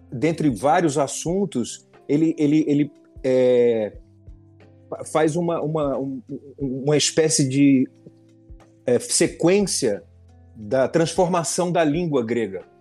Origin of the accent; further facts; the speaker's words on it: Pernambuco, Brazil; Eu sou pernambucano